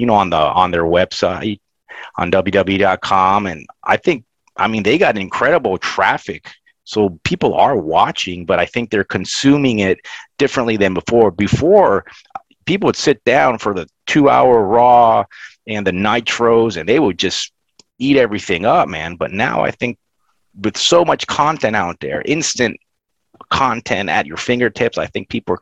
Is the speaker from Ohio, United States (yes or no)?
no; Florida, United States; I grew up in Florida